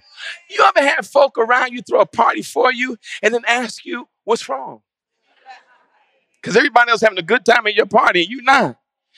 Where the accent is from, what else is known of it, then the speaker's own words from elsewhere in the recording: New York, United States; I grew up in New York at a time where it actually did snow a lot.